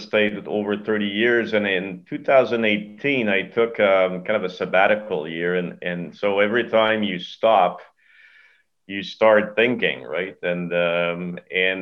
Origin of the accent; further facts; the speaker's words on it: Canada; also born or lived in Montreal; I am Canadian, right? So hockey is it's a religion here